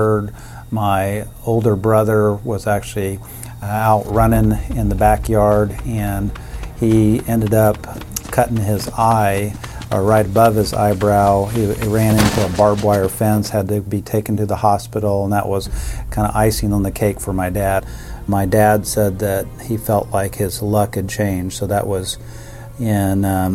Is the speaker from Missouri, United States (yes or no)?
yes; Kansas City, Missouri, United States; I grew up in the Kansas City area